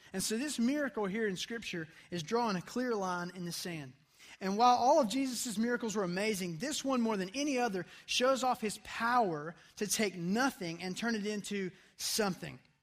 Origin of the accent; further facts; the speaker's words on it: United States; as an American teenager